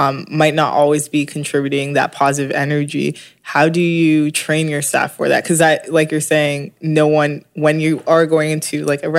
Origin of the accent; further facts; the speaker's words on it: London, Ontario, Canada; now in Toronto, Canada; I'm from London, Ontario